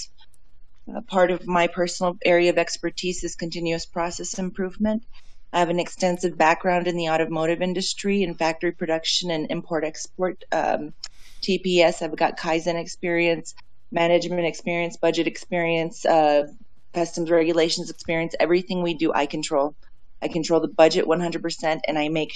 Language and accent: English; Houston, Texas, United States; I'm from Houston, Texas